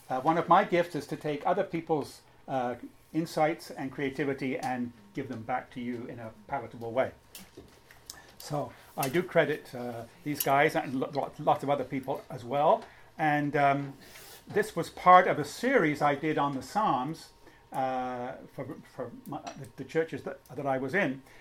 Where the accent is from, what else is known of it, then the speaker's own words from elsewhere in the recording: Montreal, Quebec, Canada; also born or lived in United Kingdom / Winnipeg, Canada; home is Montreal. That's where I come from. But I have had uh, 10 wonderful years in Winnipeg. And I was born in Britain.